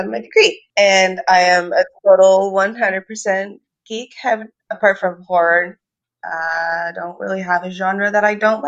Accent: a town just outside of Toronto, Ontario, Canada; I'm from a town just outside of Toronto, Ontario, Canada

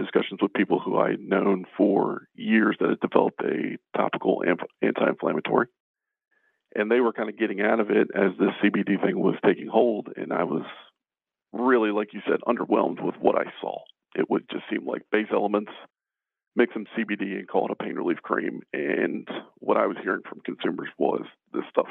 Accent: Baltimore, Maryland, United States; born and raised in Baltimore City, Northeast Baltimore City

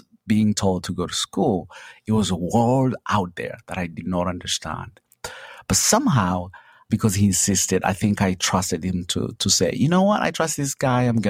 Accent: Kabale, Western Region, Uganda; now in Charlotte, United States; I come from Uganda in a small little village called Kabale, you know, at the border of Uganda, Rwanda, and Congo. I grew up poor

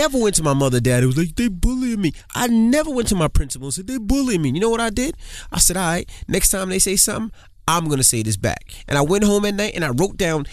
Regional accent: New York City, New York, United States; I grew up in Queens.

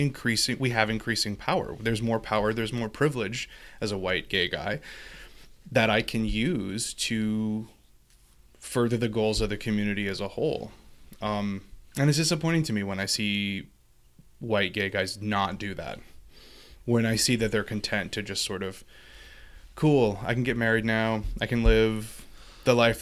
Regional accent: Louisiana, United States; moved away; I'm from Louisiana

